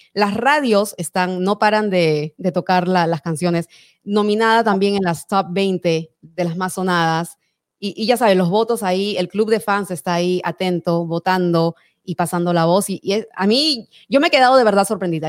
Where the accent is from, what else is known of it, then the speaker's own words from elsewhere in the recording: Peru; moved away; Yo soy peruana